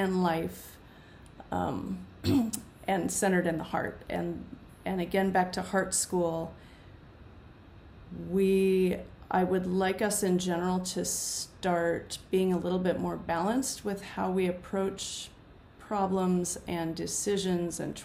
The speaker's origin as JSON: {"language": "English", "country": "United States", "tie": "born or raised there", "said": "I'm speaking from the United States where I've grown up"}